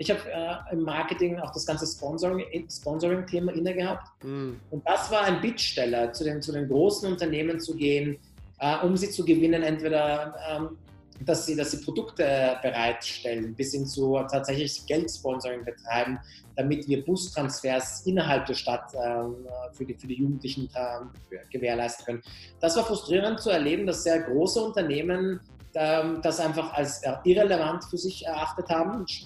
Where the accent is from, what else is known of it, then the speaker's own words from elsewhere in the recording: Austria; born there; first language Persian; German is a second language; ich bin in Österreich geboren, äh, meine Eltern kommen aus dem Iran und ich habe als Kind zu Hause nicht Deutsch gesprochen, sondern Persisch gesprochen und habe Deutsch tatsächlich erst im Kindergarten gelernt.